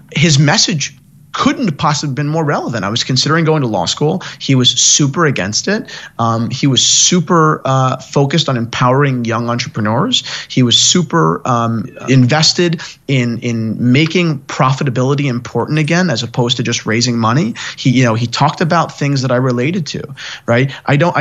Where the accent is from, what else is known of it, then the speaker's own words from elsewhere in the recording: near Gary Vaynerchuk's wine shop, New Jersey, United States; I grew up 15 minutes from Gary's wine shop.